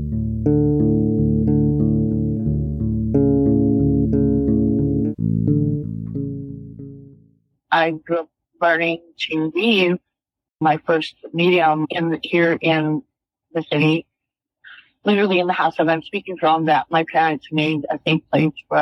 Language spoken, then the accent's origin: English; Albuquerque, New Mexico, United States; We grew up here in Albuquerque